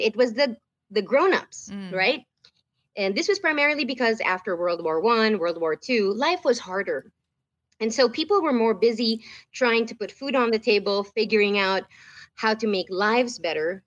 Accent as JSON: {"language": "English", "town": "Manila", "region": "Metro Manila", "country": "Philippines", "tie": "born or raised there", "moved": "as an adult", "lives_now": "United States", "said": "i lived the whole t- my whole life in the philippines"}